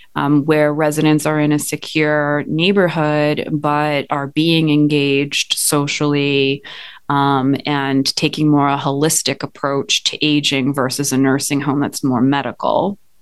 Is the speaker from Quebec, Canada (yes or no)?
yes; Montreal, Quebec, Canada; moved away as an adult; now in United States; I am originally from Montreal, Canada